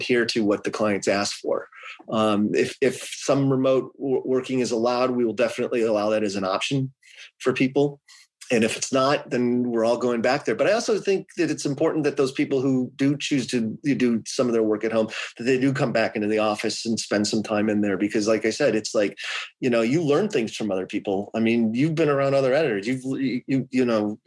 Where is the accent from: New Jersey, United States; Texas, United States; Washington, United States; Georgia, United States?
Georgia, United States; Atlanta; now in California, United States; I grew up in Atlanta. I could go back to Atlanta